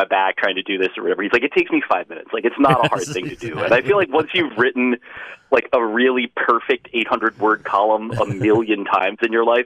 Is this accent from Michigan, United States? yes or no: no; New Jersey, United States; moved away; near where I grew up in New Jersey